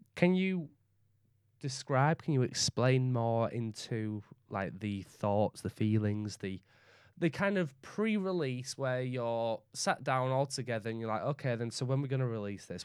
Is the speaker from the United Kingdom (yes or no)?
yes; Leeds, Yorkshire and the Humber, United Kingdom; accent: Northern; also born or lived in West Bromwich / Barnsley / York; I was born in West Bromwich. I moved to Leeds when I was five. I moved then from Leeds to around, like, Barnsley and York and around the Yorkshire area